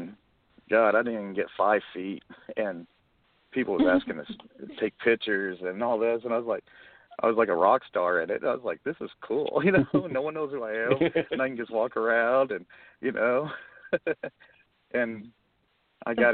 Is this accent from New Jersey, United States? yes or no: no; Oklahoma, United States; also born or lived in Texas; I'm from Oklahoma.